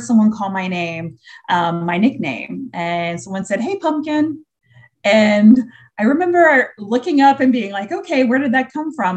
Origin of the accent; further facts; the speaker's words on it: Indiana, United States; now in Florida, United States; we were really blessed growing up in Indiana